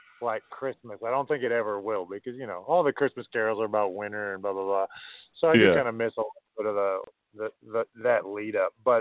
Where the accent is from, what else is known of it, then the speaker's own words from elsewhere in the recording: Minnesota, United States; moved away as an adult; now in New Zealand; I grew up in Minnesota and I miss the winters.